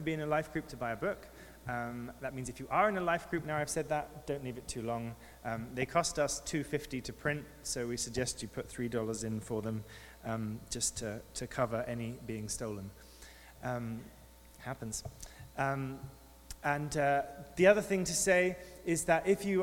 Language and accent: English; near St Albans, East of England, United Kingdom; moved away; I grew up in England near to St. Albans